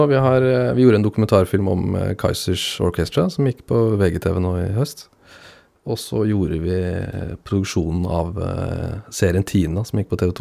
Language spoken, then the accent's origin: Norwegian; Kragerø, Telemark, Norway; moved away; Jeg er fra Kragerø, egentlig, så jeg har ikke vokst opp med Viking på samme måte.